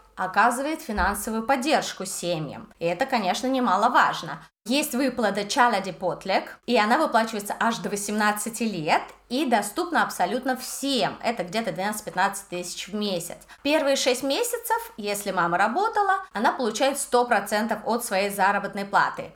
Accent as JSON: {"language": "Russian", "country": "Russia", "moved": "as an adult", "lives_now": "Budapest, Hungary", "said": "я из России"}